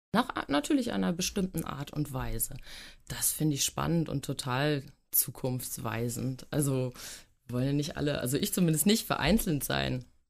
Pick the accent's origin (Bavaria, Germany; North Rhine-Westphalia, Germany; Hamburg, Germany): Hamburg, Germany; also born or lived in Glückstadt; Ich bin sogar geborene Hamburgerin